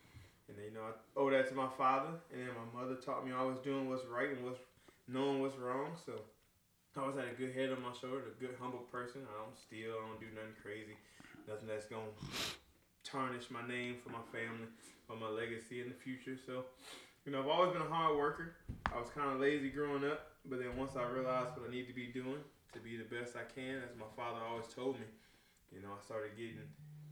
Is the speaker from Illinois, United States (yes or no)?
yes; Rockton, Illinois, United States; also born or lived in Rockford, Illinois; I was born in Rockford, but moved to Rockton at a young age and raised up there.